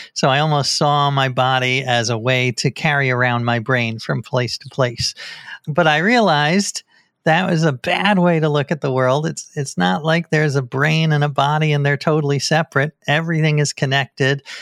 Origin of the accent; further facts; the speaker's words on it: New York, United States; I grew up in New York, one block away from the Scientology Center in New York